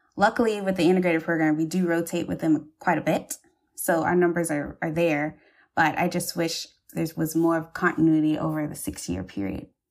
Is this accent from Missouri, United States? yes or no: no; Charleston, South Carolina, United States; I'm from Charleston